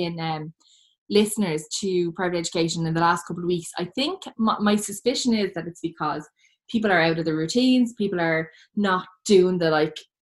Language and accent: English; Ireland; as Irish people